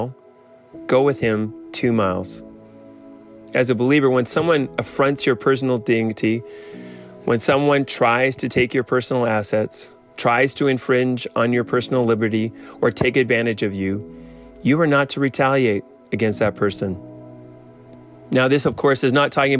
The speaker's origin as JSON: {"language": "English", "country": "Canada", "said": "As a Canadian"}